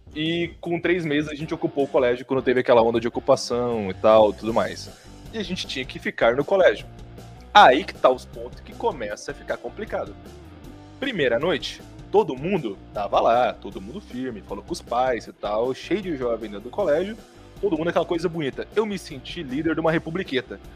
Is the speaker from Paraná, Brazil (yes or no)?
yes; São José das Palmeiras, Paraná, Brazil; also born or lived in Toledo, Paraná; eu era de São José das Palmeiras